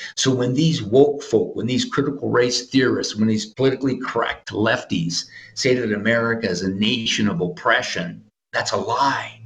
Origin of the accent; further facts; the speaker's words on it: Appleton, Wisconsin, United States; now in Arizona, United States; my hometown of Appleton, Wisconsin, where Freedom Project uh, Media is located.